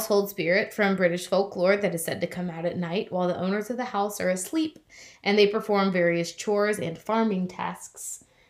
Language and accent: English; United States; to me as an American